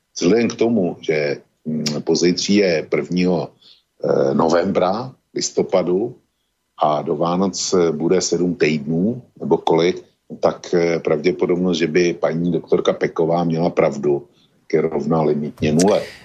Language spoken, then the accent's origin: Czech; Czechia; u nás v Čechách